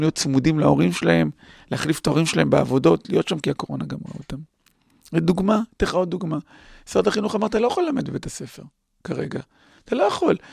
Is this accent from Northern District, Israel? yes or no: yes; Acre, Northern District, Israel; גדלתי בתור ילד בעכו